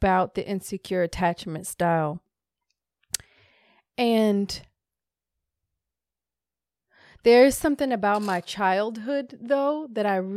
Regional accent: Hawaii, United States; I was born in Hawaii

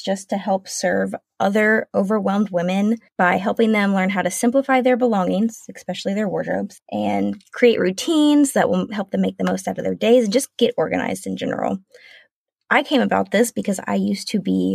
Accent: South Carolina, United States; moved away as an adult; now in Washington State, United States

